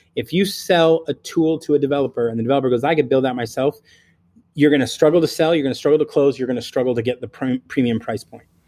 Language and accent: English; California, United States; I'm from California